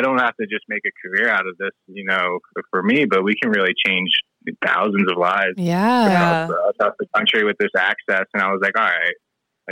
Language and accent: English; outside of Philadelphia, Pennsylvania, United States; moved away as an adult; also born or lived in Virginia; now in Colorado, United States; I grew up outside of Philadelphia.